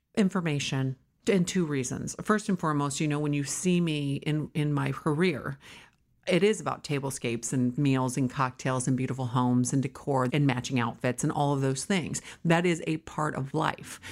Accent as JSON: {"language": "English", "region": "California", "country": "United States", "tie": "born or raised there", "also_born_or_lived": "New York / Wisconsin", "said": "I was raised here. I started my company here in my Aunt Nichols' home in a small bedroom in San Fernando Valley, and I am a New Yorker, but a California girl"}